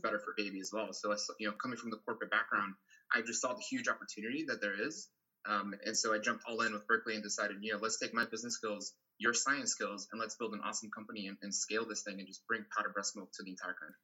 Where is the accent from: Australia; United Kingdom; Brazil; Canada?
Brazil; now in United States; I'm originally from Brazil, where we have a huge breastfeeding support culture